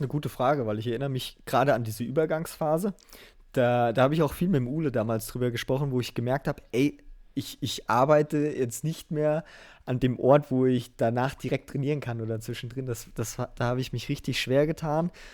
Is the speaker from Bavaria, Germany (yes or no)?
no; southern Hesse, Germany; ich komm aus, aus Hesse, in Südhesse